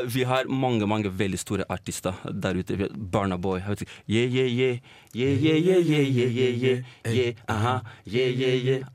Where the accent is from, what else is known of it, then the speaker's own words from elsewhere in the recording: Trondheim, Trøndelag, Norway; moved away as an adult; now in Oslo, Norway; Kommer jo egentlig fra Trondheim, så har jeg flytta til Oslo for å da jobbe mer med musikken min